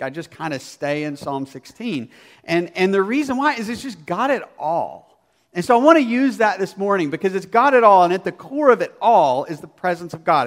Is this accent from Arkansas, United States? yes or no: yes; Arkansas, United States; I grew up in Arkansas